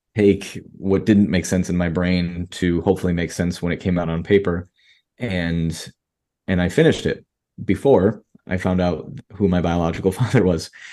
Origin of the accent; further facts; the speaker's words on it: Rochester, New York, United States; now in Miami, United States; I live in Miami, Florida, and I was, you know, born and raised in Rochester, New York